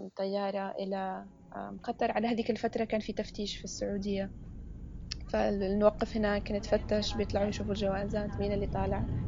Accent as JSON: {"language": "Arabic", "country": "Yemen", "said": "احنا يمني"}